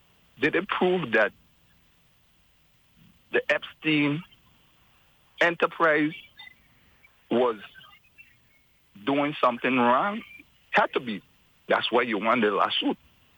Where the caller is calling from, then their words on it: Gainesville, Florida, United States; As I'm calling you from Gainesville, Florida, where finally this Arctic blast has broken